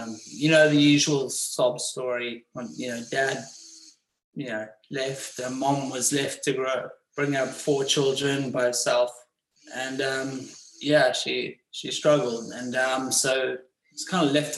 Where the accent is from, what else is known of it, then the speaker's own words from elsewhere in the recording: Johannesburg, Gauteng, South Africa; moved away; I was born in Johannesburg